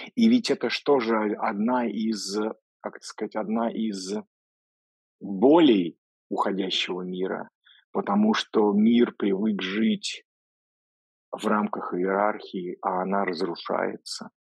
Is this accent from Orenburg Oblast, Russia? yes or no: no; Voronezh, Voronezh Oblast, Russia; moved away; я из Воронежа же сам изначально